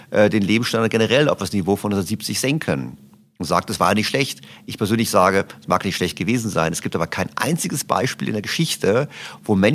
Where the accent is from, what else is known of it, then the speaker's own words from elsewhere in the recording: Berlin, Germany; Ich komme aus Berlin, also der Senat fördert Lastenfahrräder.